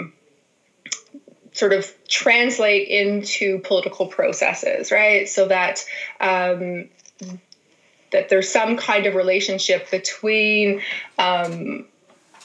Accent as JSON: {"language": "English", "region": "Ontario", "country": "Canada", "tie": "born or raised there", "moved": "as an adult", "lives_now": "Manitoba, Canada", "said": "I went to a small liberal arts college in my hometown in Ontario"}